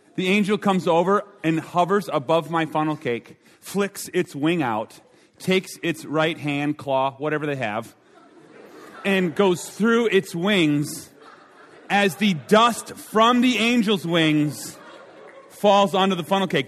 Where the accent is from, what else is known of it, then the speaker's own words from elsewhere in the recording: Minnesota, United States; I'm from Minnesota